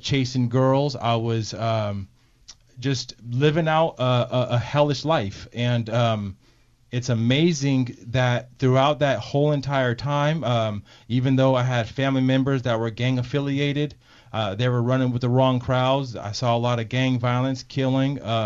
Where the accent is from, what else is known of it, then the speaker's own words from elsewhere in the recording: San Pablo, California, United States; also born or lived in Martinez, California; I am a local boy. I'm from Montalvin Manor, which is in San Pablo, California. I did have it rough growing up